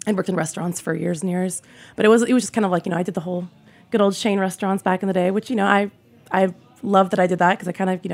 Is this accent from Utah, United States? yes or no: no; Portland, Oregon, United States; moved away as an adult; also born or lived in Seattle, Washington; now in New York City, United States; Originally from Portland, Oregon